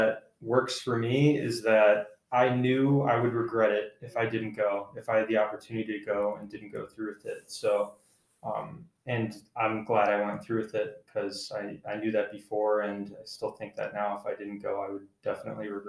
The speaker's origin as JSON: {"language": "English", "country": "United States", "said": "as an American"}